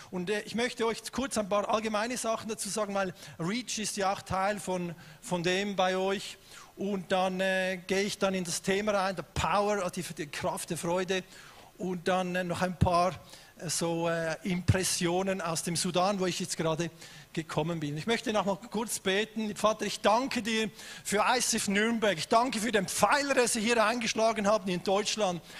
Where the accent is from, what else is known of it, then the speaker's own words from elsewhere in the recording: Switzerland; ich komme aus der Schweiz, bin verheiratet mit der besten Frau auf dem Planet seit 27 Jahren.